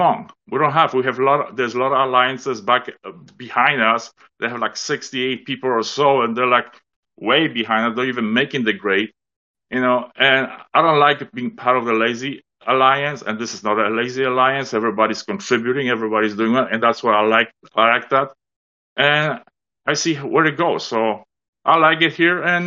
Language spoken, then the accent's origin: English; Toronto, Ontario, Canada; I'm from Toronto